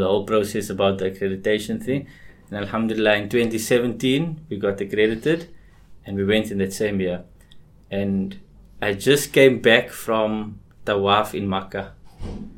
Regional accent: Cape Town, Western Cape, South Africa; growing up in Cape Town

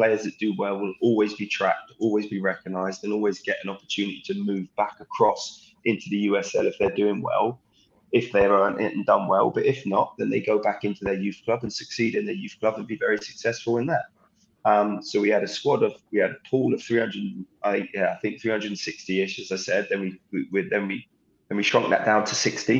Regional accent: Southampton, South East England, United Kingdom; now in Lexington, United States; growing up in Southampton's academy.

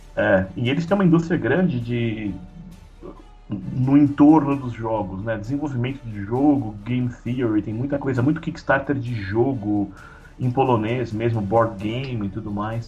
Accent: São Paulo, Brazil; moved away as an adult; now in Poland; eu sou paulistano, né. Então, quarenta anos de São Paulo

